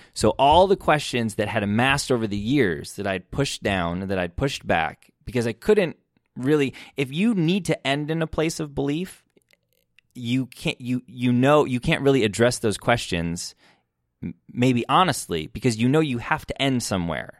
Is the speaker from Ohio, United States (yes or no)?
no; Michigan, United States; I grew up in Michigan and I grew up in church.